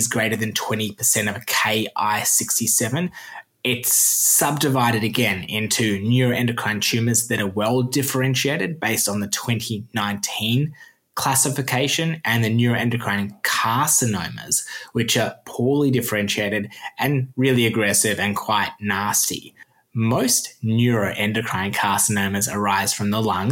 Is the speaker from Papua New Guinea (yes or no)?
no; Australia; accent: Australian; my Australian accent